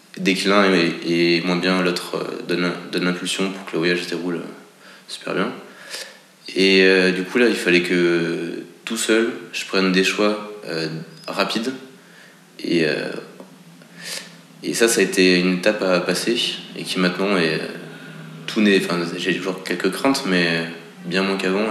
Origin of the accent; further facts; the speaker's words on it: France; je suis français